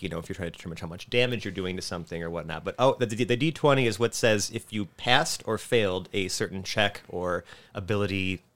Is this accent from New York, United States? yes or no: yes; Buffalo, New York, United States; born and raised in Buffalo